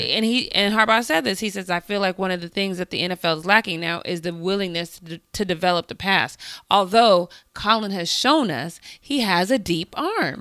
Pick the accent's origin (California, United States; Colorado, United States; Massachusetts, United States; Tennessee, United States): Colorado, United States; I grew up in Colorado